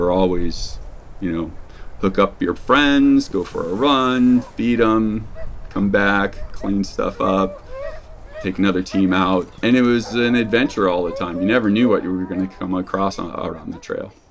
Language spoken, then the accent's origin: English; New Smyrna Beach, Florida, United States; moved away as an adult; also born or lived in Wisconsin; now in Kotzebue, United States; I grew up in New Smyrna Beach uh, on the east coast of Florida. I was always playing in the surf or in the tide pools in the intercoastal waterway.